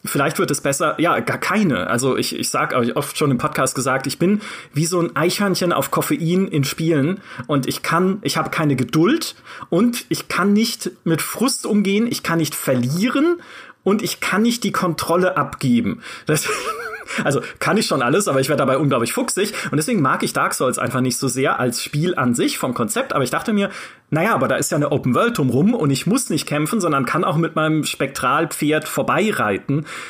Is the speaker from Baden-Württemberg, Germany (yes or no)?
yes; a village near Karlsruhe, Baden-Württemberg, Germany; in dem Dorf, in dem ich aufgewachsen bin, so ein 4000 Seelenort in der Nähe von Karlsruhe